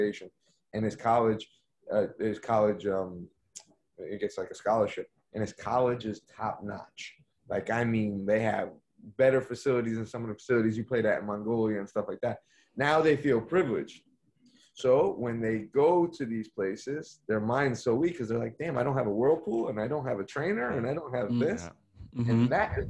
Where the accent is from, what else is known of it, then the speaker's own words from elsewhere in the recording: Connecticut, United States; Kyle Martino's from my hometown in Connecticut